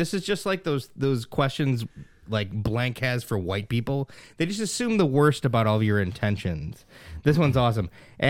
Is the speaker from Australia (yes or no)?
no; United States; I was born in Elmhurst Hospital.